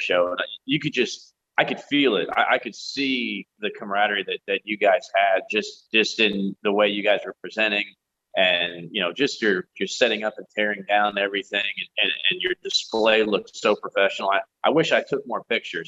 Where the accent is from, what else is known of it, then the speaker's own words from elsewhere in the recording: United States; us as American reenactors